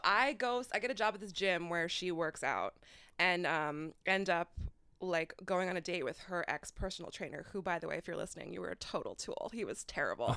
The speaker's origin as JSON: {"language": "English", "town": "Fairfield", "region": "Iowa", "country": "United States", "tie": "born or raised there", "moved": "yes", "said": "I'm from a little town in Iowa, um, a little hippie conglomerate in, called Fairfield, Iowa"}